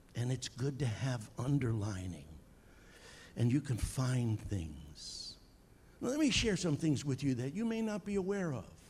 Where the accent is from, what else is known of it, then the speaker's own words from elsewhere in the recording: Long Island, New York, United States; moved away as an adult; also born or lived in south of Boston, Massachusetts; As you can probably tell by my accent, I'm from Long Island, New York